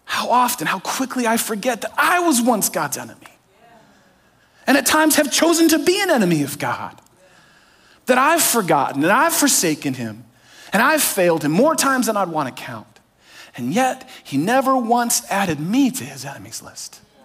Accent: California, United States; I grew up in California

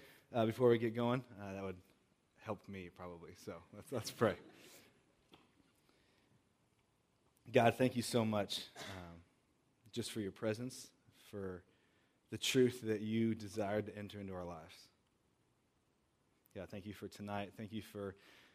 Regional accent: Southern California, United States; now in Chicago, United States; I grew up in Southern California

